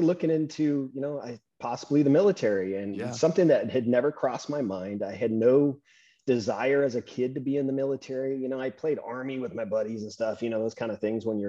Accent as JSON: {"language": "English", "town": "San Luis Obispo", "region": "California", "country": "United States", "tie": "born or raised there", "said": "knows the San Luis Obispo area of California, that's where I grew up"}